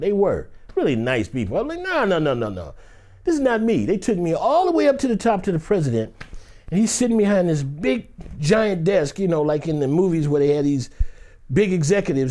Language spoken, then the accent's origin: English; Detroit, Michigan, United States; I grew up in Detroit, Michigan.